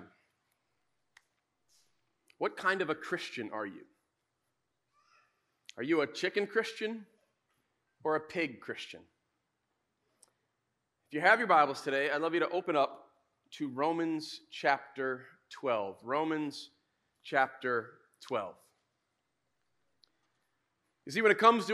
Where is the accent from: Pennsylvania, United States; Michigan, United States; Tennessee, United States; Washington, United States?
Michigan, United States; West; we grew up in West Michigan, we kind of grew up around the church